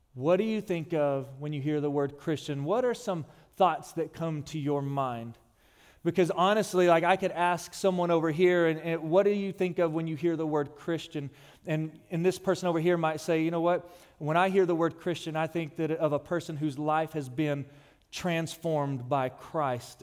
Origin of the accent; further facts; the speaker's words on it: Odessa, Texas, United States; moved away; I'm from West Texas, Odessa to be more specific, where it is hot.